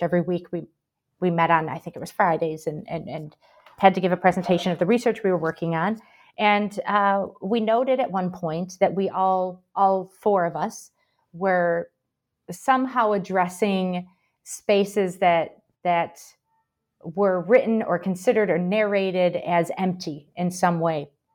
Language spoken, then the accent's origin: English; Michigan, United States; also born or lived in Paraguay / Brazil; now in Birmingham, United Kingdom; I'm from Michigan originally, but I lived a long time in South America as well, mostly in Paraguay and Brazil